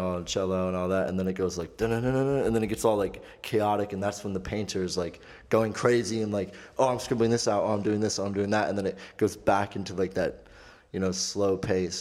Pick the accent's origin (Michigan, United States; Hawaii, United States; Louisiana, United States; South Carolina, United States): Michigan, United States; Clarkston; I'm not from Detroit. I'm from Clarkston.